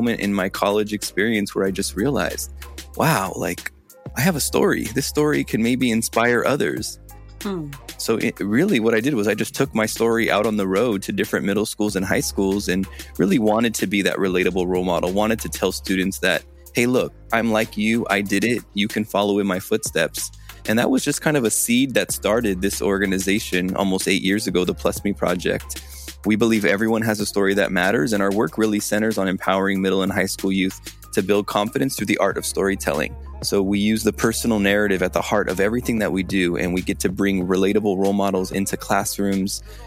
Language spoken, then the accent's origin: English; Los Angeles, California, United States; I am from Los Angeles on the West Coast